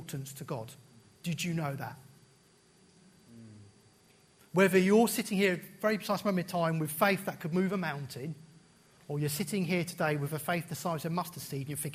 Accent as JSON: {"language": "English", "country": "United Kingdom", "said": "as British people"}